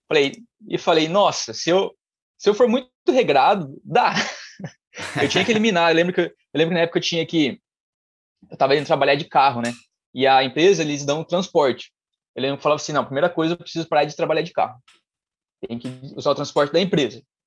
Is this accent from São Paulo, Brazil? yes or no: yes; Mogi Guaçu, São Paulo, Brazil; sou de Mogi Guaçu, é uma cidade próxima de Campinas